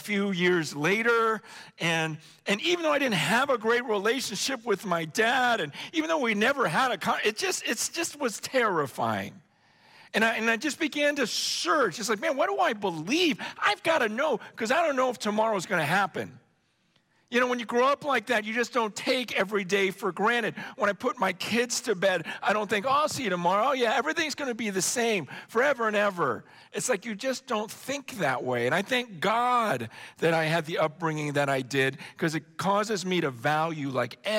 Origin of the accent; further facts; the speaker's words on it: Stockton, California, United States; also born or lived in San Francisco / Hong Kong; Then I came back to the States, we're living in Stockton.